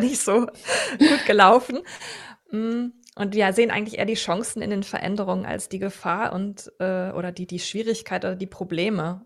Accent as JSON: {"language": "German", "region": "Rhineland", "country": "Germany", "moved": "as an adult", "lives_now": "Vienna, Austria", "said": "ich komme ursprünglich aus Deutschland und ähm, eben aus dem Rheinland"}